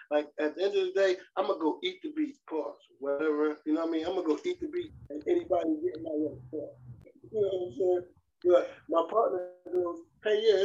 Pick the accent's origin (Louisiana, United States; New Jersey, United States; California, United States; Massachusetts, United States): New Jersey, United States; Trenton; also born or lived in North Carolina; now in Las Vegas, United States; I'm from Trenton, New Jersey